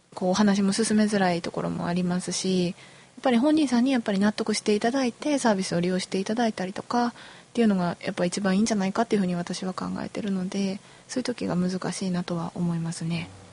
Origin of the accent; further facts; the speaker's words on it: Shizuoka, Japan; moved away as an adult; now in Kyoto, Japan; 出身は静岡県です